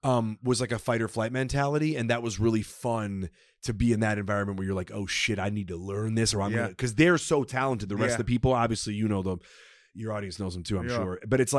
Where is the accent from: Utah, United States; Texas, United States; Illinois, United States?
Illinois, United States; Chicago; I grew up in Chicago with a lot of Russians.